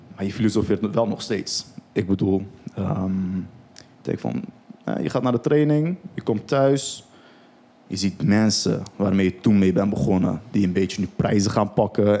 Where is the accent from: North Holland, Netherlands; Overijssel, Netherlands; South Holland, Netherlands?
South Holland, Netherlands; Rotterdam; also born or lived in Turkey; ik ben ook opgegroeid in Rotterdam-Zuid